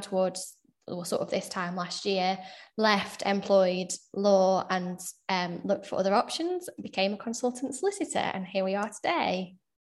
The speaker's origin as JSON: {"language": "English", "town": "Sheffield", "region": "Yorkshire and the Humber", "country": "United Kingdom", "moved": "as an adult", "lives_now": "Manchester, United Kingdom", "said": "I'm originally from Sheffield, now living in Manchester."}